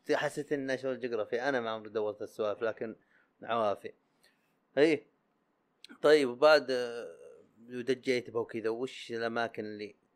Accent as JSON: {"language": "Arabic", "town": "Sakaka", "region": "Al Jawf Province", "country": "Saudi Arabia"}